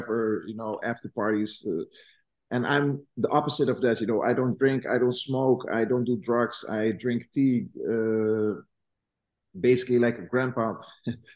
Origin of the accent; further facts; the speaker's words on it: Netherlands; I'm from Holland.